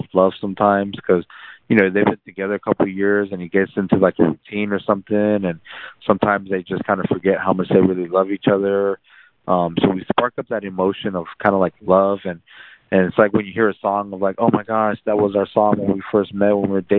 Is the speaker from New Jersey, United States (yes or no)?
no; San Antonio, Texas, United States; also born or lived in South Korea / Laredo, Texas; now in McAllen, United States; I grew up in San Antonio. I lived in Laredo